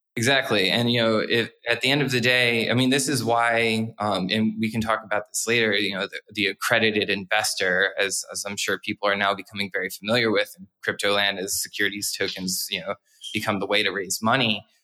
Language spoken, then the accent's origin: English; New Jersey, United States; my home state of New Jersey